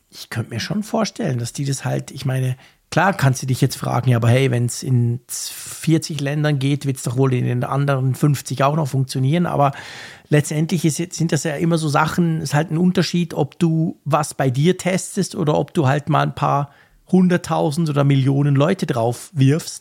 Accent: Switzerland; als Schweizer

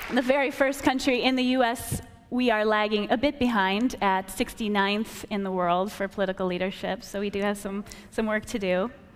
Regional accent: rural Wisconsin, United States; I grew up in Wisconsin, rural Wisconsin, and I was homeschooled

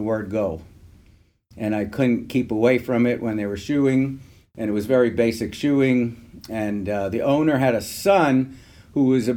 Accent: New York City, New York, United States; I grew up in South Bronx, New York City

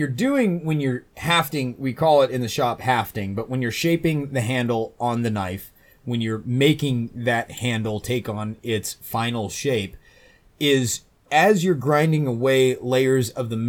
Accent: Colorado, United States; I came from Colorado before moving to the world famous New Sheffield, and it is very cold and dry there during the winter

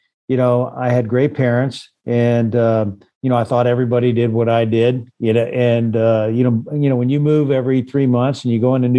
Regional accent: Beeville, Texas, United States; born there; also born or lived in Chama, New Mexico / Dodge City, Kansas; I was born in Beeville, Texas, and I lived in small towns like Chama, New Mexico, Detroit Lakes, Minnesota, Kimmel, Nebraska, you know, Dodge City, Kansas.

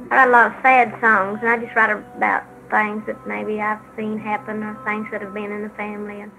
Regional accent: Sevier County, Tennessee, United States; I was born on January the 19th in 1946 in Sevier County. It's Sevier, Tennessee. It's a little town between Knoxville, Tennessee and Gatlinburg, Tennessee and you might shorten it by saying the foothills of the Great Smoky Mountains.

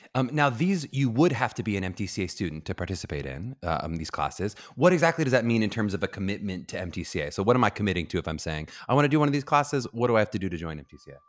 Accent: Pittsburgh, Pennsylvania, United States; Pittsburgh, Pennsylvania, my hometown

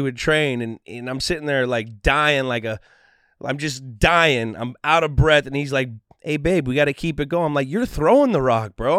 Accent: the Bay Area, California, United States; I grew up in the Bay

